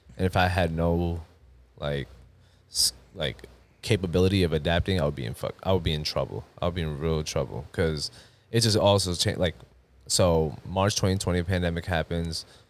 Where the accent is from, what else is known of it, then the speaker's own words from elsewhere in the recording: Long Island, New York, United States; also born or lived in Queens, New York; now in Houston, United States; I was born in Queens, raised in Long Island